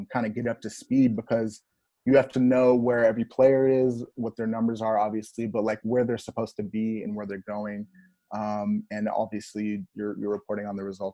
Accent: Texas, United States; moved away as an adult; I was from Texas

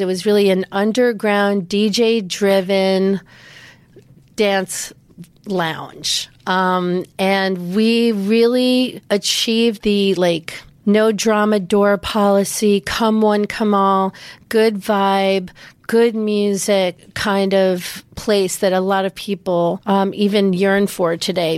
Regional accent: New York, United States; growing up in Manhattan

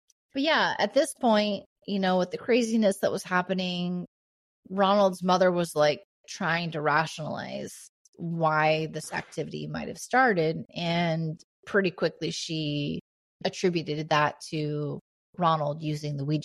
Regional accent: Indiana, United States; also born or lived in Oregon; the house that I grew up in here in Indiana

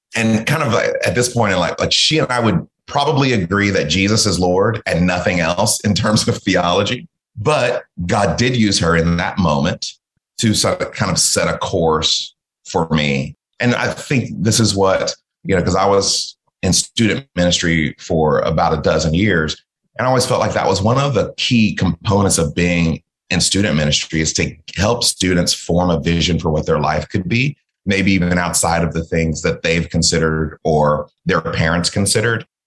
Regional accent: American South, United States; also born or lived in Mississippi / Georgia / Texas; My parents were both born in Mississippi. So we are from the American South

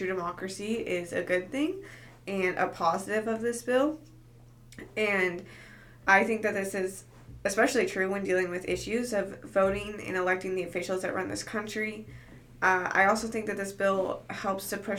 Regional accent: Aurora, Colorado, United States; now in Edmond, United States; where I'm from in Colorado

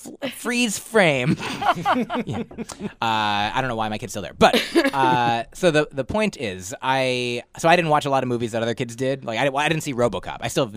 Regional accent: Northeast, United States; now in New York, United States; We both sort of grew up in and around the Northeast.

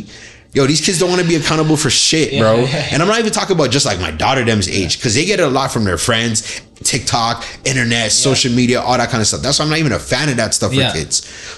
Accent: Nigeria; Because being Nigerian, respect is number one.

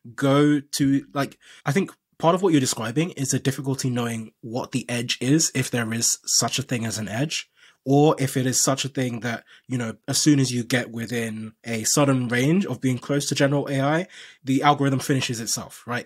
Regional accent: Nigeria; I'm from Nigeria

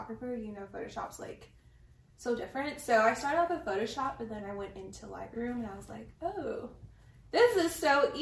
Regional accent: El Paso, Texas, United States; moved away as an adult; now in Las Cruces, United States; I am from El Paso, Texas. I moved out here to Las Cruces

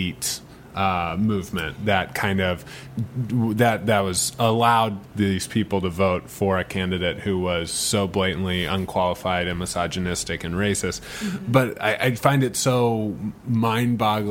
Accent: St. Louis, Missouri, United States; now in Los Angeles, United States; I'm from St. Louis

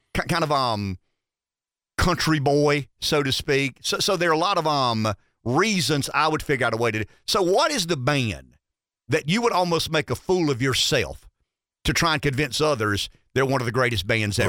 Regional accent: Pampa, Texas, United States; I'm from Pampa

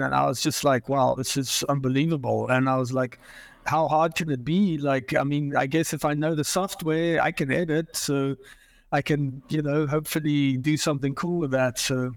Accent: Johannesburg, Gauteng, South Africa; moved away as an adult; now in Portland, United States; I grew up in Johannesburg, South Africa. I was born there.

